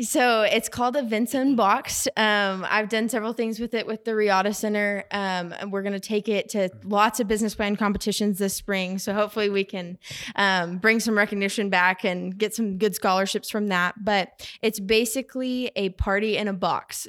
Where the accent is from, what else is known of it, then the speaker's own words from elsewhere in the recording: Edmond, Oklahoma, United States; I'm from Edmond, Oklahoma